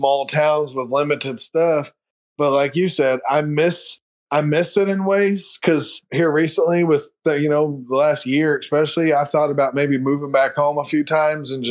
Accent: Krebs, Oklahoma, United States; moved away as an adult; also born or lived in McAlester, Oklahoma; now in Norman, United States; Krebs actually is where I grew up

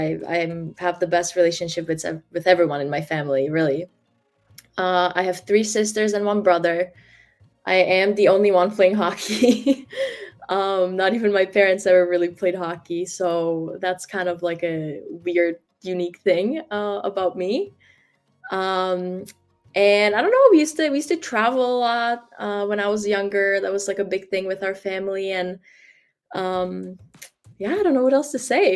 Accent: Prague, Czechia; moved away; also born or lived in Kolín; I consider myself like a Prague person

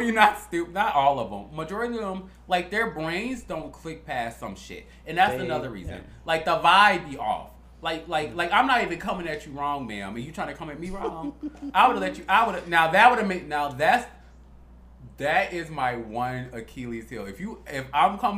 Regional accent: Chicago, Illinois, United States; moved away; We're from Chicago

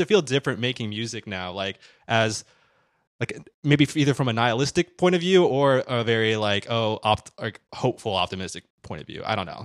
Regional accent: Midwest, United States; I'm from the Midwest

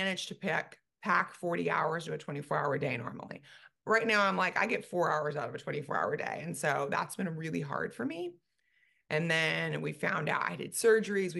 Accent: California, United States; moved away as an adult; now in Dallas, United States; we moved from California. We've been in California for every minute of my life

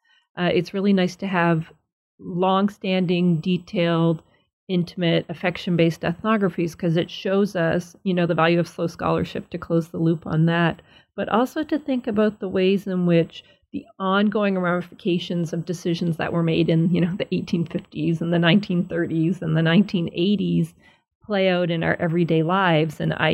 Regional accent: Nova Scotia, Canada; where I grew up in Nova Scotia is the same sort of whiteness.

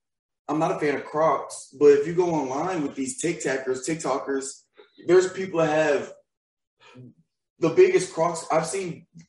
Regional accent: Nashville, Tennessee, United States; moved away; I'm from Nashville.

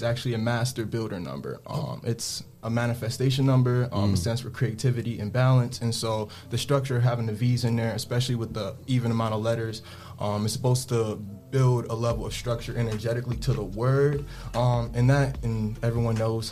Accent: Toledo, Ohio, United States; also born or lived in Detroit, Michigan; I'm originally from Detroit, Michigan, but I moved out in Toledo when I was real young, my formative years, you know, 4 or 5 years old, and I've been out here ever

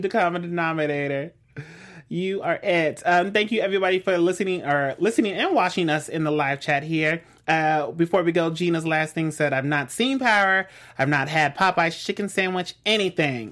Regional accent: West Coast, United States; I'm from the West

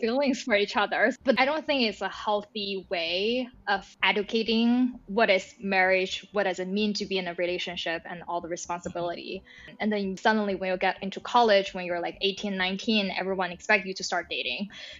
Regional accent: China; moved away as an adult; now in United States; I feel like before I came to the States, there's no this definition or concept of dating. To your question around growing up in China

